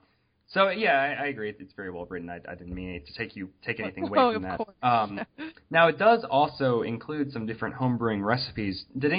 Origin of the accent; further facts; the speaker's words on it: Louisville, Kentucky, United States; I'm from Louisville and we have a church here called St. Martin of Tours